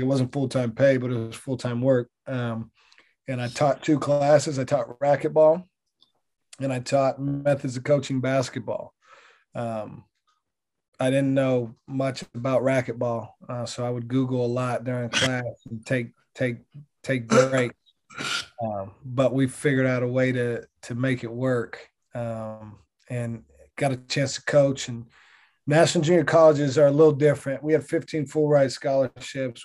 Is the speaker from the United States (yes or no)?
yes; Stockton, California, United States; I grew up in Stockton, California